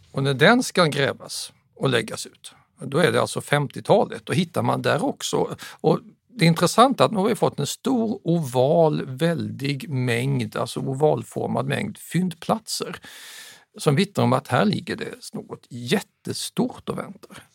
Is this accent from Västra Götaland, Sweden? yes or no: no; Staffanstorp, Skåne, Sweden; also born or lived in Södertälje / Huddinge; vid fyra års ålder exporterades jag med mamma och pappa till Staffanstorp mellan Lund och Malmö. Och där växte jag upp